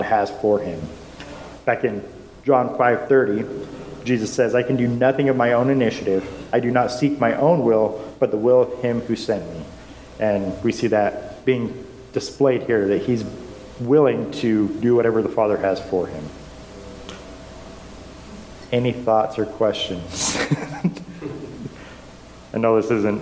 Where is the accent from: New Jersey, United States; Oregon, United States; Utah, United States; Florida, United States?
Utah, United States; growing up in Utah